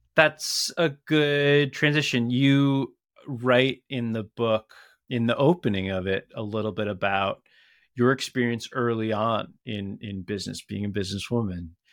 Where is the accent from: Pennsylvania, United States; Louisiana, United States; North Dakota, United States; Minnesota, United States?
Minnesota, United States; Minneapolis; right here in my hometown.